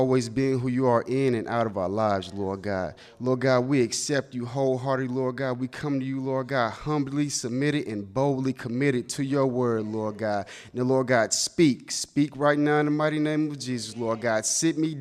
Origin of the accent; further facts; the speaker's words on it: the South, United States; I'm from the South